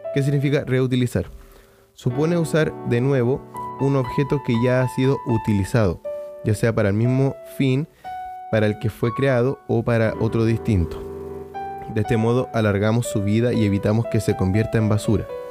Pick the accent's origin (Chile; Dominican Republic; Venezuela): Chile; Chile, que es de donde soy